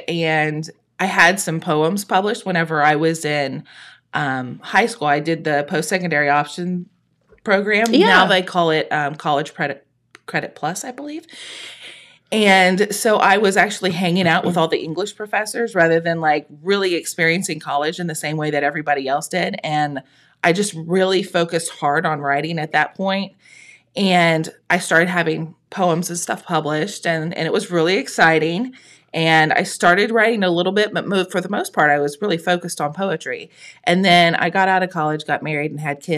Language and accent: English; Thurman, Ohio, United States; also born or lived in Jackson, Ohio; I grew up in Thurman on a tiny little farm on a little road that nobody's ever heard of.